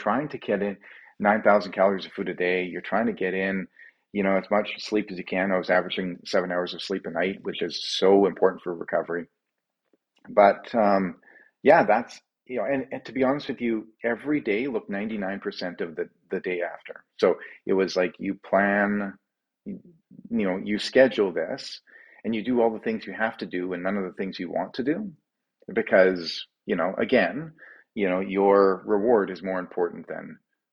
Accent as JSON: {"language": "English", "town": "Calgary", "region": "Alberta", "country": "Canada", "tie": "born or raised there", "said": "running away from my hometown of Calgary, Alberta, and towards Victoria."}